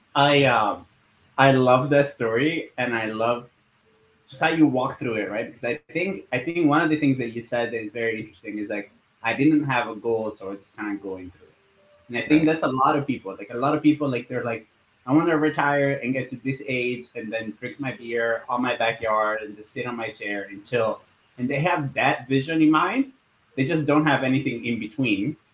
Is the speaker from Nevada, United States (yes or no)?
no; Florida, United States; you can tell I'm from Florida.